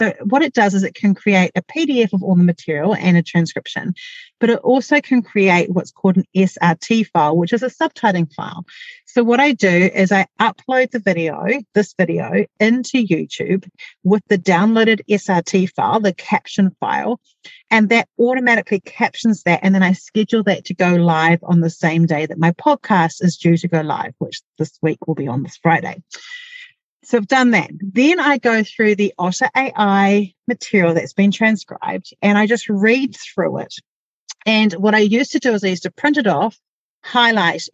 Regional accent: New Zealand; accent: Kiwi; my Kiwi accent

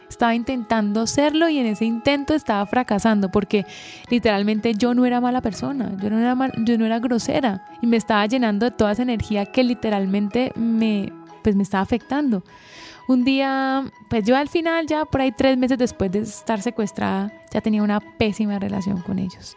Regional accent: Colombia; somos colombianos

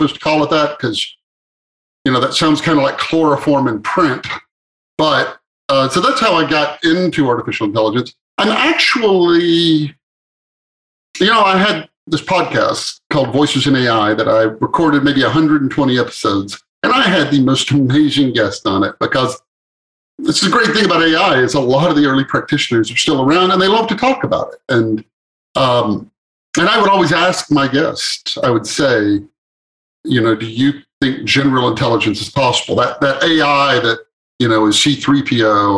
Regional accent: East Texas, United States; moved away as an adult; also born or lived in West Coast; I grew up on a farm in East Texas

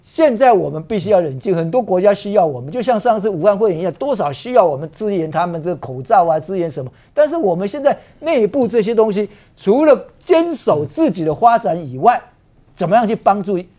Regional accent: Taiwan; 作为一个台湾人

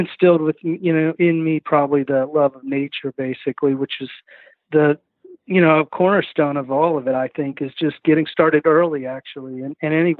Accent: Kansas City, United States; moved away as an adult; also born or lived in Southeast United States; now in Southeast, United States; I was from Kansas City, Kansas and Missouri

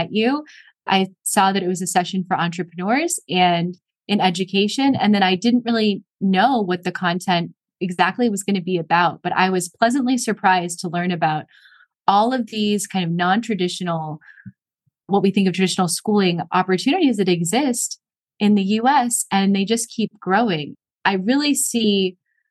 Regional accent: South Florida, United States; I grew up in South Florida

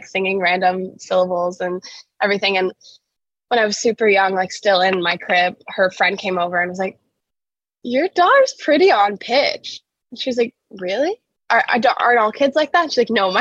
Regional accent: Indianapolis, Indiana, United States; moved away as an adult; also born or lived in Carmel, Indiana; now in Nashville, United States; I'm originally from Indianapolis

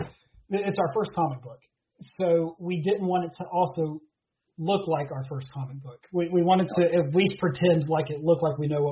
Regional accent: Beckley, West Virginia, United States; I'm from Beckley, West Virginia

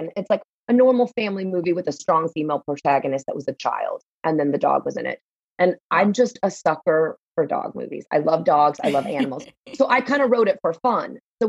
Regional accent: Texas, United States; I came from Texas, all my original movies were shot in Texas.

